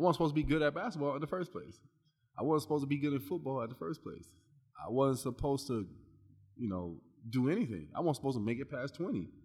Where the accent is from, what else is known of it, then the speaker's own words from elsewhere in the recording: Long Beach, California, United States; also born or lived in Iowa; I'm from Long Beach, California